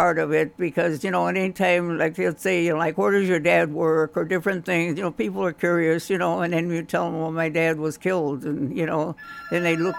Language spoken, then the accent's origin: English; Kentucky, United States; accent: southern; I had a southern accent, you know, and I didn't want to tell them I was from Kentucky, so they started calling me … for some reason.